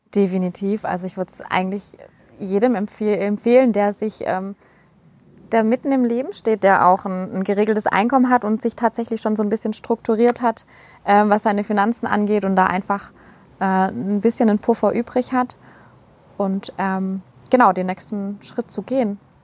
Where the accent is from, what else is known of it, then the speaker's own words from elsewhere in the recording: Schorndorf, Baden-Württemberg, Germany; accent: Swabian; first language Swabian; komme aus dem Raum Schondorf